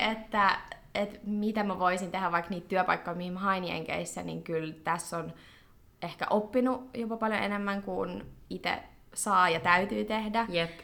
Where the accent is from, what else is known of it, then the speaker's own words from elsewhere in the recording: Finland; moved away as an adult; also born or lived in United States; kun tulin takaisin Suomeen ja tein lukion tämän loppuun